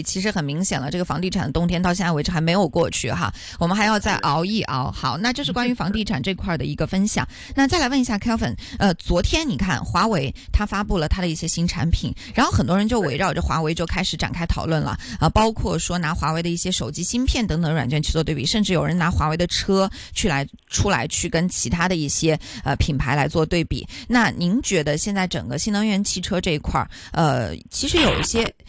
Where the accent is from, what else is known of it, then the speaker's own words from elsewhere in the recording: China; now in Hong Kong; 因为我是从内地来到香港的嘛